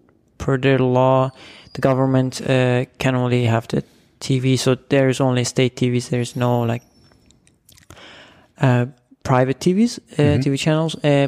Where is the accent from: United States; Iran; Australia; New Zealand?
Iran; I'm from Iran.